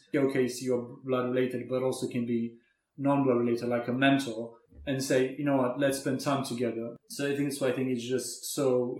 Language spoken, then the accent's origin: English; Romania; moved away; Strange enough that me growing up in Romania, my story is not very dissimilar to yours.